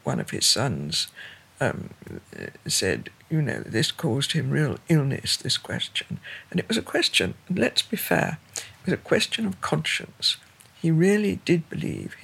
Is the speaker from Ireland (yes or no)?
yes; Ireland; I'm Irish myself